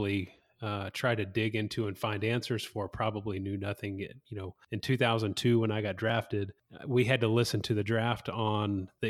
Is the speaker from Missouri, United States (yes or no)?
no; Whitehouse, Texas, United States; Growing up in White House, Texas, I was the only person I knew of that had ever been drafted